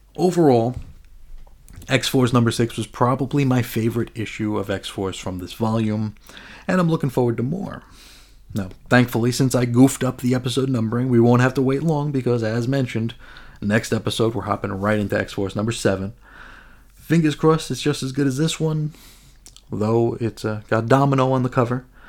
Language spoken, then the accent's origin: English; New York, United States; I'm from New York. It sorta just happens. Uh, cursing is part of my native tongue